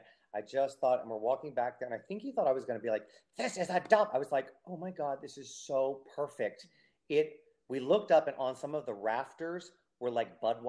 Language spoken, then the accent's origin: English; United States; But I'm whitey American.